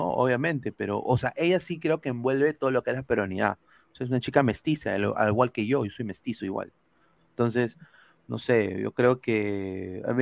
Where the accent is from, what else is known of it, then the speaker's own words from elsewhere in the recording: Peru; somos un país andino. O sea, somos un país de los Andes, tenemos Machu Picchu